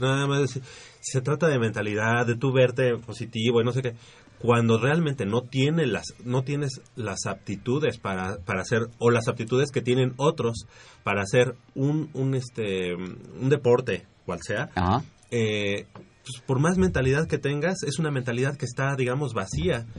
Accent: Mexico; como mexicanos

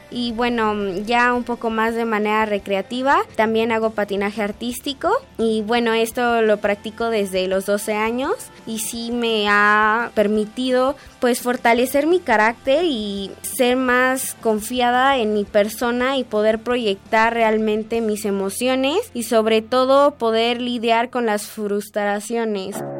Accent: Mexico City, Mexico; Yo nací aquí en la Ciudad de México el 28 de agosto del año 2000

